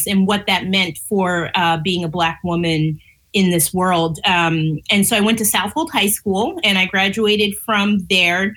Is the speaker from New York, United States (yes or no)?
yes; Long Island, New York, United States; moved away as an adult; also born or lived in Japan / Germany / Pennsylvania; I'm from Long Island, New York, so a very small little, very white little town